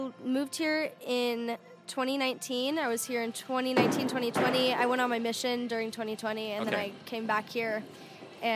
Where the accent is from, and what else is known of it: San Diego, California, United States; born or raised there; moved away as an adult; now in Utah, United States